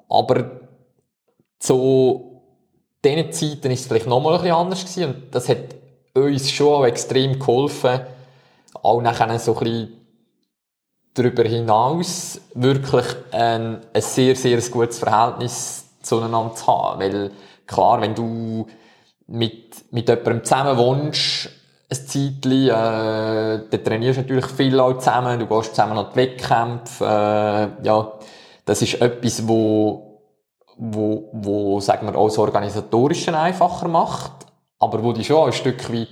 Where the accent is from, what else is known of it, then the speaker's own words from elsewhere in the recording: Switzerland; Aber jetzt als Schweizer wäre es eigentlich schon begrüßenswert